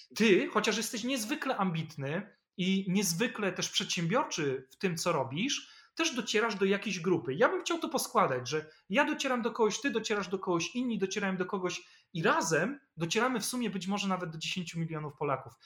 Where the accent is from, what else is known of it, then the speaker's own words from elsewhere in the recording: Poland; rodzina była biedna i mieliśmy swoje kłopoty, jakie to rodziny zresztą kłopoty mogły mieć w latach 80., kiedy ja się urodziłem, czy jeszcze w Polsce PRL